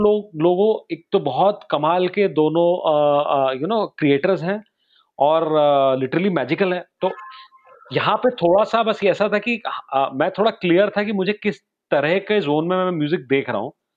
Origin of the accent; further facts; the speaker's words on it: Raipur, Chhattisgarh, India; also born or lived in Gwalior; रायपुर से बिलोंग करता हूँ